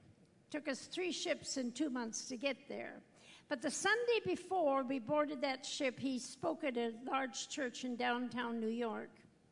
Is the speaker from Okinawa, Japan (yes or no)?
no; Tokyo, Japan; moved away; I was born in Japan, Tokyo, Japan